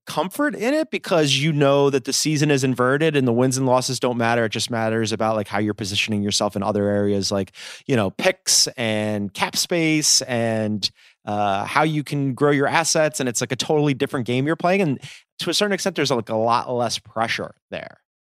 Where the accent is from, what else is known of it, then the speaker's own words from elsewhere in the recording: Philadelphia, Pennsylvania, United States; moved away; I'm from Philly